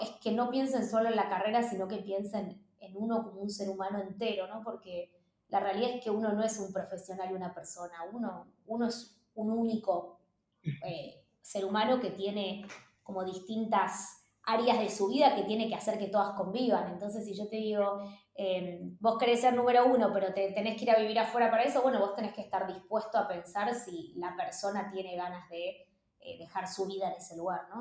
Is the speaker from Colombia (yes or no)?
no; Argentina; moved away as an adult; also born or lived in Mexico / New York, United States; lo que somos los argentinos y las argentinas